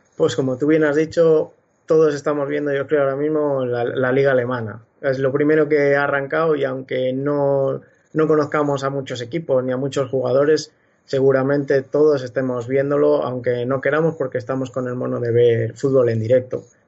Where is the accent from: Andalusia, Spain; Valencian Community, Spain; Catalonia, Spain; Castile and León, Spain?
Castile and León, Spain; Nava del Rey; de Nava del Rey Valladolid